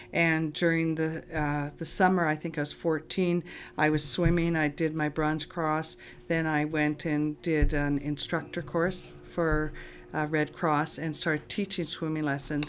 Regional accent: Lac La Biche, Alberta, Canada; I grew up in Lac-la-Biche

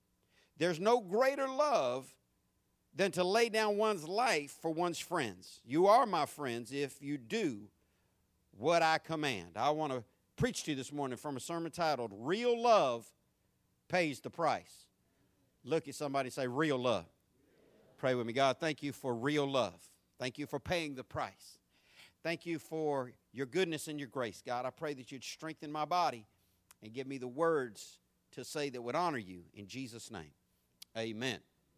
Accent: San Diego, California, United States; born there; accent: southern; I was born in San Diego, California. People wonder where I get my country accent, my southern accent. I was born in Southern California, so that just makes sense, right?

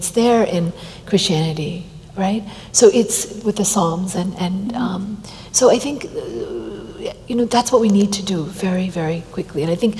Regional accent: Delhi, India; also born or lived in Washington, D.C. / California; now in United States; I'm an American. I come from California. I was born in India and raised in Delhi and Washington, D.C. And I feel like I've had bifocal lenses, you know, two different ways of growing up.

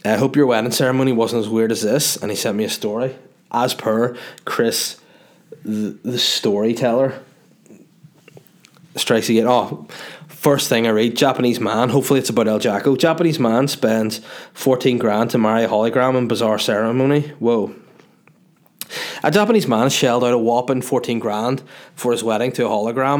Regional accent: Northern Ireland, United Kingdom; accent: Northern Irish

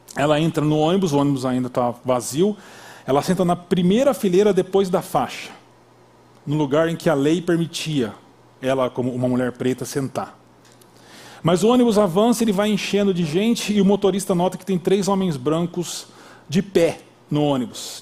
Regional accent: Brazil; Nós brasileiros

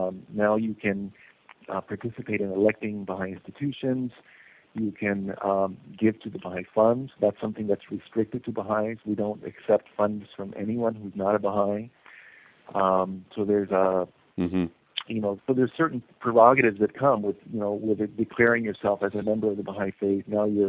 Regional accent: Costa Rica; born there; And yet, you know, I'm an American. I was born in Costa Rica.

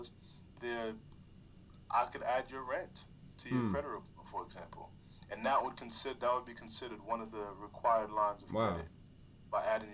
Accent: New York, United States; moved away; also born or lived in California; I'm from New York and, you know, I lived in California

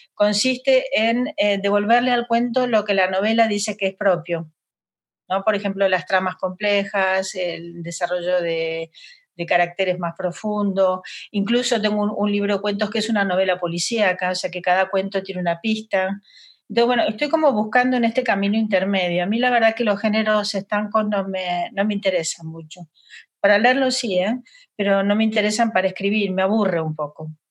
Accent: Buenos Aires, Argentina; moved away as an adult; now in Madrid, Spain; soy de Buenos Aires

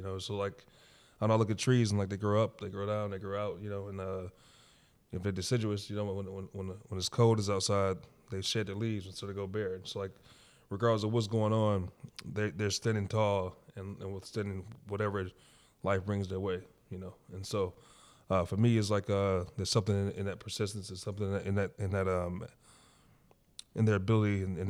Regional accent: Detroit, Michigan, United States; From the west side of Detroit, Northwest to be exact, Finkel and Greenfield, if anybody who's familiar.

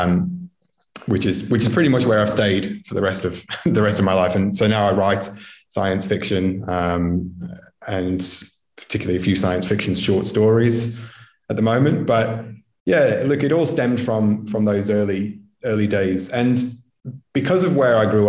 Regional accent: Stoke-on-Trent, West Midlands, United Kingdom; also born or lived in Victoria, Australia; now in Australia; I grew up in England, in Stoke-on-Trent

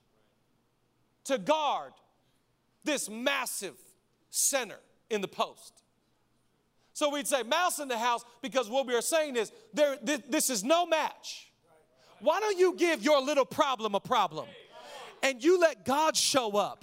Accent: Washington, United States; now in Los Angeles, United States; I grew up in Washington

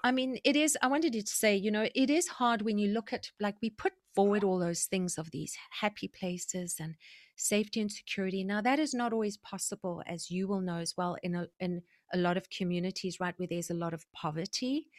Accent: South Africa; also born or lived in Zimbabwe; now in Vancouver, Canada; I was born in South Africa, And I was raised in South Africa and Zimbabwe

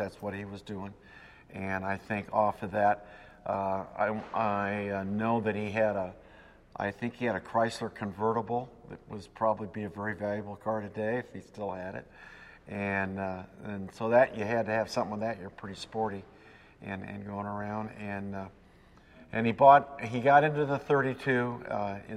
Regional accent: Los Angeles, California, United States; I was born on August 23rd, 1936, in Los Angeles, so I'm a native

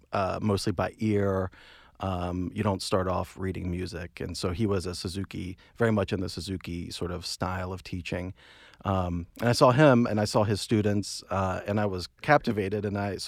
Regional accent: Cary, North Carolina, United States; So I'm from North Carolina originally.

